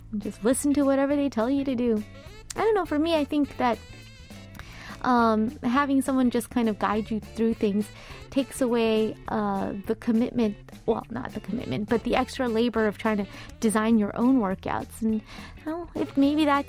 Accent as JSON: {"language": "English", "region": "California", "country": "United States", "moved": "yes", "lives_now": "South Korea", "said": "I am from California"}